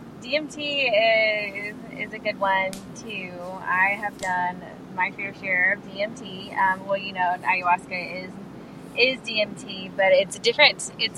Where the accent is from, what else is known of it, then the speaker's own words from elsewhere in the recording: Columbus, Georgia, United States; Columbus, Georgia.